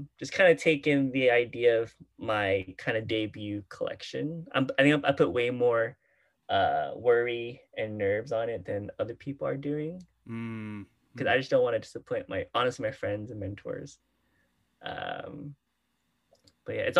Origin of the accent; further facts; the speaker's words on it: Houston, Texas, United States; I grew up in Houston with like the Houston youth poetry scene